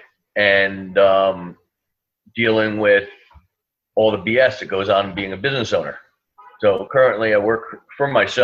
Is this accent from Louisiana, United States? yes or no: no; New Jersey, United States; moved away as an adult; now in New York City, United States; I grew up in New Jersey. I live in New York City for the last 20 years.